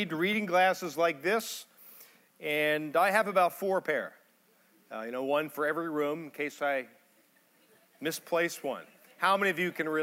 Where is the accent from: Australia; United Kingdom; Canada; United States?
United States; Pittsburgh, Pennsylvania; I'm from Pittsburgh, married.